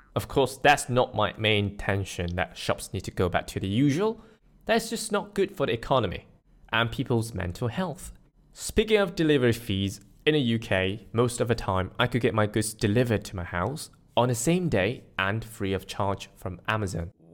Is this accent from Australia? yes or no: no; Malaysia; I'm Malaysian, not in Malaysia